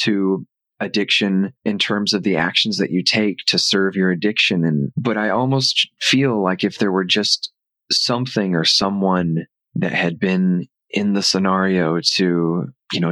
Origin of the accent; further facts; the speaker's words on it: Arkansas, United States; now in Los Angeles, United States; We grew up in Arkansas